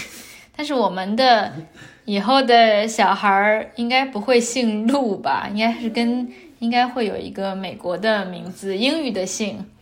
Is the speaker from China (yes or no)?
yes; China; 我是从中国的农村长大的